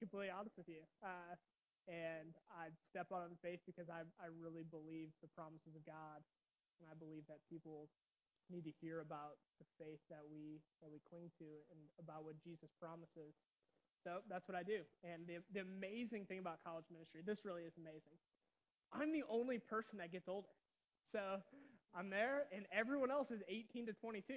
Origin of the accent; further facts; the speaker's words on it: Roselawn, Indiana, United States; I grew up in Roselawn, Indiana, so just a little bit further south of here, although most of my family's from Lowell.